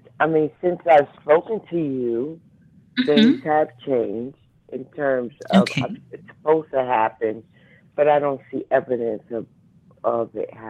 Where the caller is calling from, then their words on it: New Jersey, United States; from New Jersey.